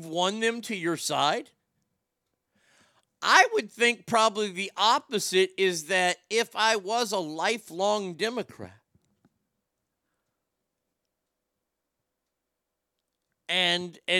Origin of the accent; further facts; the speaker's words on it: Texas, United States; As a Texan, you know I'm a very proud Texan